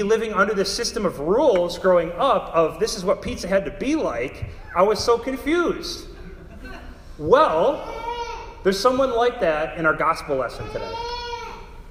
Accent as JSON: {"language": "English", "town": "Darien", "region": "Illinois", "country": "United States", "tie": "born or raised there", "moved": "as an adult", "lives_now": "St. Louis, United States", "said": "my hometown in Darien, Illinois, which is a suburb of Chicago"}